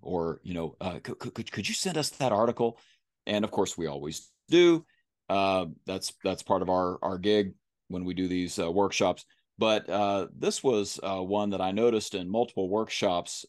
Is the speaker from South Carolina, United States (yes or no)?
no; Kentucky, United States; accent: country